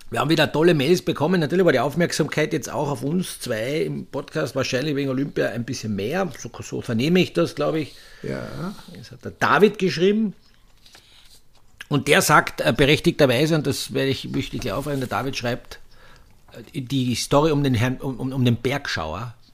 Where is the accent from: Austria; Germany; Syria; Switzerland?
Austria; die Paella {S1} ist so das Synonym wie in, in, bei uns in Österreich die Panier.